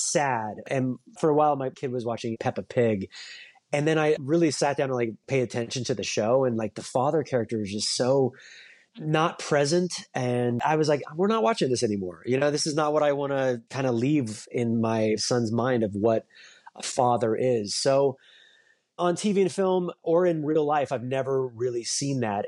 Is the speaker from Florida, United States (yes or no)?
no; Orange County, California, United States; moved away as an adult; also born or lived in New York; I grew up in Orange County, California, and I, I moved to New York to go to N Y U for college.